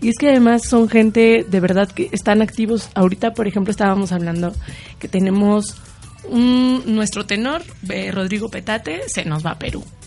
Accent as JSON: {"language": "Spanish", "region": "Morelos", "country": "Mexico", "said": "Yo soy de Morelos"}